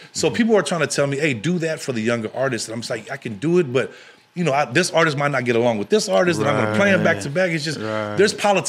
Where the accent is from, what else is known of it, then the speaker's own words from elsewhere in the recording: Long Beach, San Francisco Bay Area, California, United States; first language English; I grew up in Long Beach before I moved to the Bay.